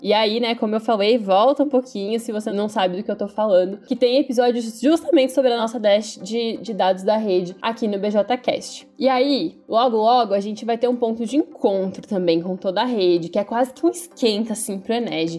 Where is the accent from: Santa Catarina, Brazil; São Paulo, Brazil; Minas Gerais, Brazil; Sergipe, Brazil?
Santa Catarina, Brazil; Timbó; sou catarinense, venho de uma cidade pequenininha aqui no Vale Itajaí chamada Timbó